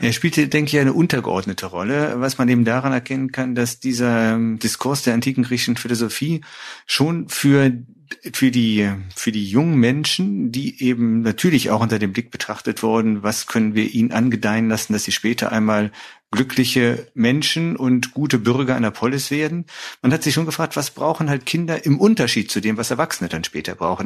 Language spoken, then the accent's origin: German; Düsseldorf, North Rhine-Westphalia, Germany; ich bin groß geworden in dem Süden Düsseldorfs